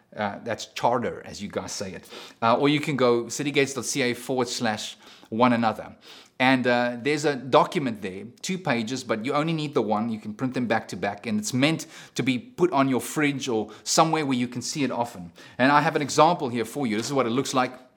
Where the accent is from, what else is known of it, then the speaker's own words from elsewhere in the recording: South Africa; moved away; I'm a South African